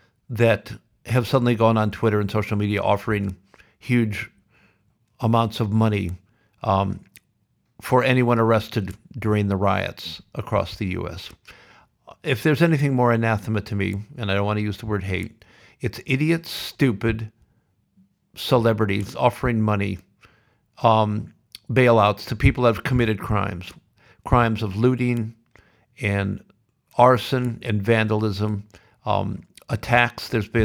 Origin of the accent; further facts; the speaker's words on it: Sioux City, Iowa, United States; Always been blessed with that. And especially growing up in Sioux City.